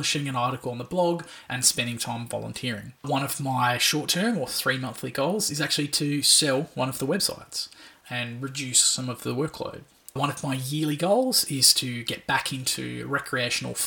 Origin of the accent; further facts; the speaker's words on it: Australia; as an Australian